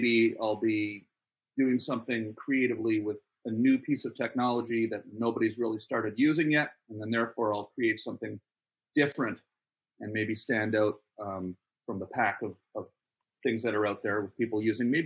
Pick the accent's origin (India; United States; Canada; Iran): Canada; Ottawa, Ontario; I grew up in Ottawa, Canada, and my dad was in the military